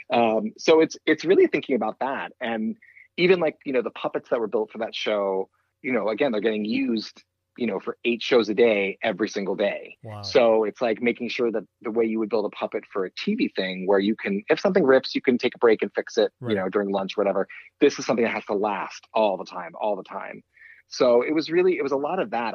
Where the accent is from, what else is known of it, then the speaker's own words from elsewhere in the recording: East Coast, United States; I grew up on the East Coast